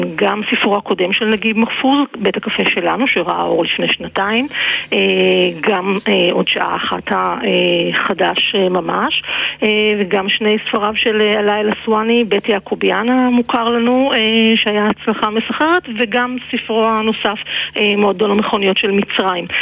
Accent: Israel

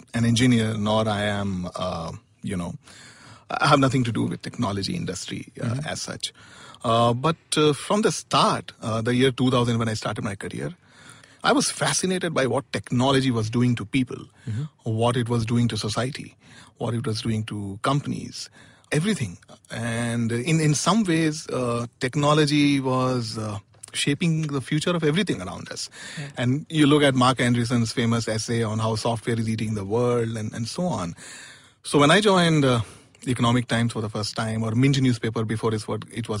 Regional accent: Allahabad, Uttar Pradesh, India; moved away as an adult; also born or lived in Chennai; I come from Allahabad

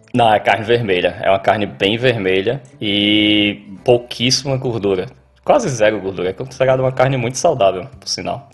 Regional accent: Patos, Paraíba, Brazil; moved away as an adult; now in Australia; eu sou de Patos, no interior da Paraíba

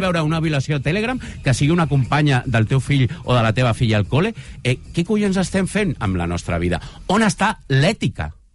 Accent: Baix Llobregat, Catalonia, Spain; jo, que soc del Baix Llobregat

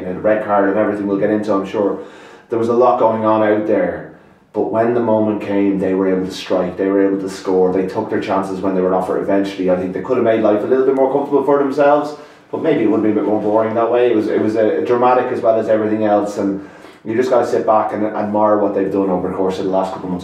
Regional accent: Ireland; I still have this probably legacy of being, you know, being Irish

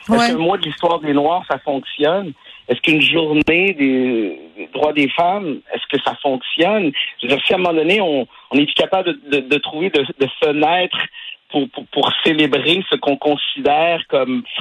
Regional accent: Quebec, Canada; c'est une de mes fiertés de dire que je suis du Québec, que je parle français. Je ça fait partie de mon de mon identité. Je suis un francophone, francophile.

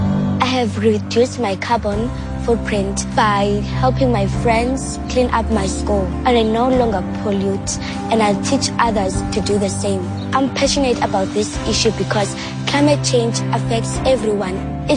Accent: South Africa; I'm proud of being a South African

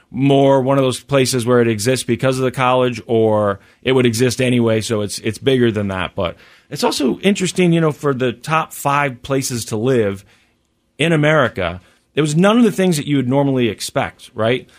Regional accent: United States; when you're from Missouri or Kansas, you know, where I've spent most of my life

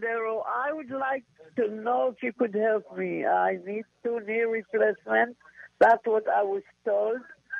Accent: Israel; now in Culver City, United States; I'm originally from Israel

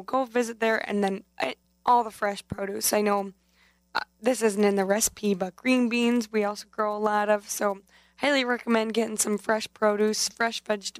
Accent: Chippewa Falls, Wisconsin, United States; now in Madison, United States; I'm from Chippewa Falls, but right now I'm living down here down in Madison.

